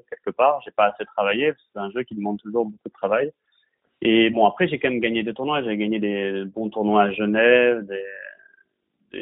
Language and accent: French; Bordeaux, Nouvelle-Aquitaine, France; je suis de Bordeaux